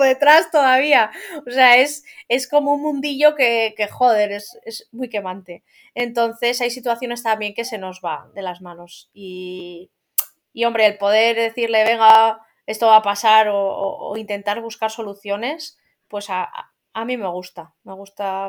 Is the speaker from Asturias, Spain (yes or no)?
yes; Asturias, Spain; yo soy asturiana, yo vivo en Asturias